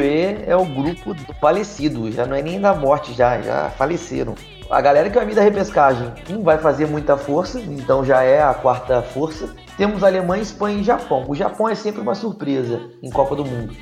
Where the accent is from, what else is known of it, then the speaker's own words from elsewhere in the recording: Volta Redonda, Rio de Janeiro, Brazil; Eu sou de Volta Redonda, estado do Rio de Janeiro